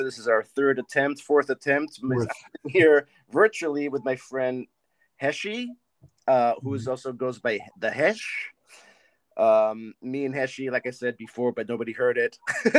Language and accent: English; Haifa, Haifa District, Israel; moved away; I grew up in Haifa.